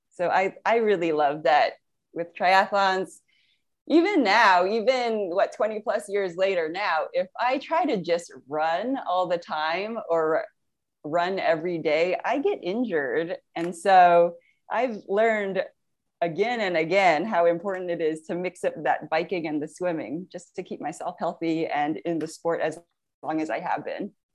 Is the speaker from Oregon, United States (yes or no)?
no; San Francisco Bay Area, California, United States; I grew up in the San Francisco Bay Area